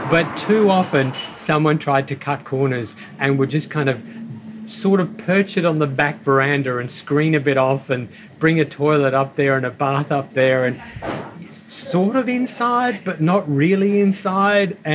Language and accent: English; Northern Ireland, United Kingdom; now in Australia; So that was a word when I moved out to Australia from Northern Ireland in 1972.